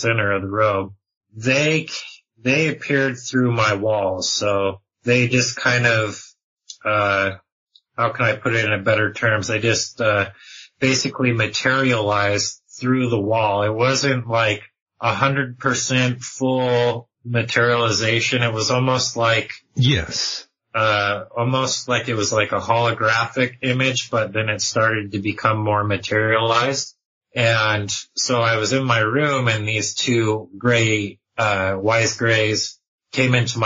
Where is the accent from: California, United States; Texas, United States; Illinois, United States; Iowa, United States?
California, United States; Southern; now in Utah, United States; I was born and raised in Southern California, and I currently reside in Utah now